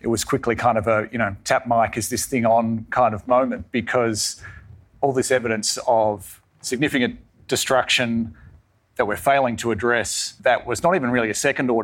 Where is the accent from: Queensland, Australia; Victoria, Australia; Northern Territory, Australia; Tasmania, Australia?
Tasmania, Australia; moved away as an adult; I'm from Tasmania, grew up there and now live there again, having moved away for a while